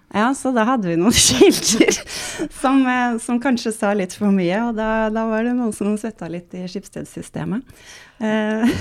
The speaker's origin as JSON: {"language": "Norwegian", "town": "Sandefjord", "region": "Vestfold", "country": "Norway", "said": "jeg kommer fra Sandefjord"}